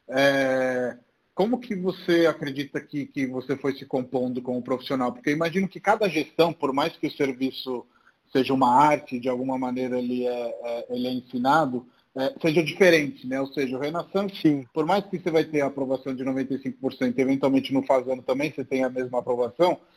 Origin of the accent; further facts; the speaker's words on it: Italy; now in Brazil; já que eu rodei um pouco, eu venho da Itália, etc., a gente sempre tem um complexo aqui no Brasil de vira-lata sobre várias coisas